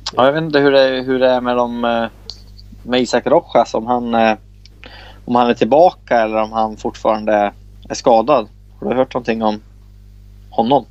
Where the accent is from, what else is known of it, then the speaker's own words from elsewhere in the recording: Bollnäs, Gävleborg County, Sweden; jag är ju från Bollnäs